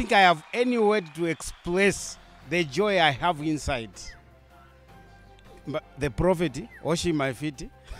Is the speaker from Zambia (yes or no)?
yes; Kitwe, Copperbelt Province, Zambia; coming from Zambia.